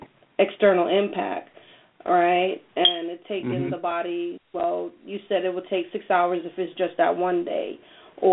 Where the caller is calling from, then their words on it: Connecticut, United States; I'm calling in from Connecticut.